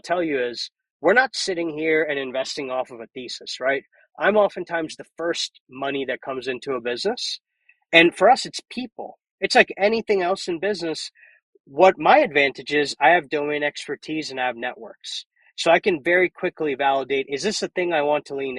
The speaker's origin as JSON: {"language": "English", "town": "Columbia", "region": "Maryland", "country": "United States", "tie": "born or raised there", "said": "my hometown of Maryland, Columbia, Maryland, and did that till I went to college"}